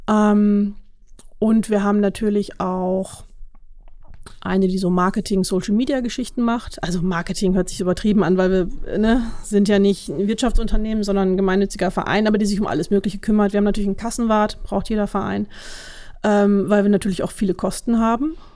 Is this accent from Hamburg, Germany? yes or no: no; Münster, North Rhine-Westphalia, Germany; now in Dülmen, Germany; Ich komme ursprünglich auch aus Münster, wohne jetzt aber in Dülmen seit ein paar Jahren.